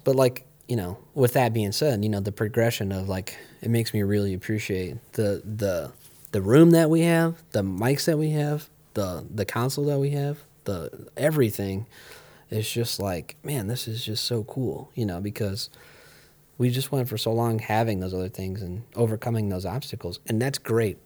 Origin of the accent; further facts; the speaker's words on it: Ohio, United States; I grew up here and I like, you know, I feel like it's my home